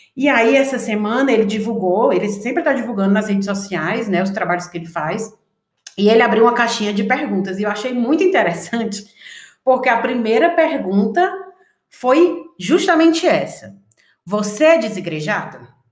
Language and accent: Portuguese; Ceará, Brazil; moved away; vim do Ceará, cresci numa igreja